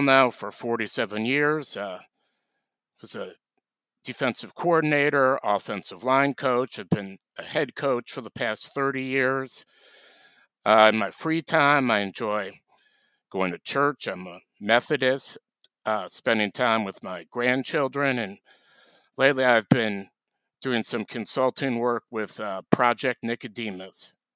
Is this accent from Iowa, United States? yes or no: yes; Cedar Rapids, Iowa, United States; grew up around cedar rapids iowa